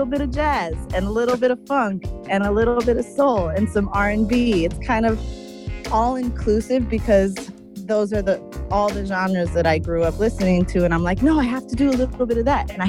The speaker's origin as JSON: {"language": "English", "town": "Los Angeles", "region": "California", "country": "United States", "tie": "born or raised there", "said": "I was born in Los Angeles, Santa Monica, and I grew up in the West Side area. So I'm very"}